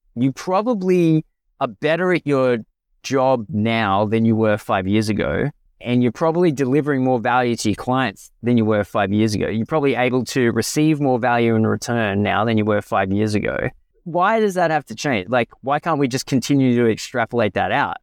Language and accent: English; Australia; as an Australian financial planner